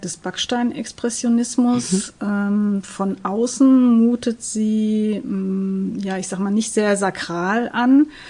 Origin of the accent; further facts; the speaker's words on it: Gelsenkirchen, North Rhine-Westphalia, Germany; ich bin selbst gebürtige Gelsenkirchnerin